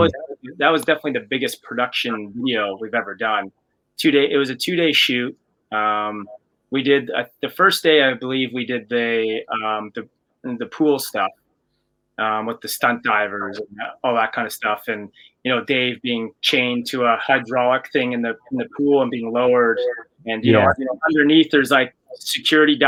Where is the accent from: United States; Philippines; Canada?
Canada; we're Canadian and we didn't have MTV in Canada